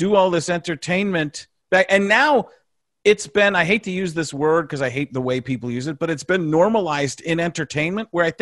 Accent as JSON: {"language": "English", "country": "United Kingdom", "said": "I'm just British."}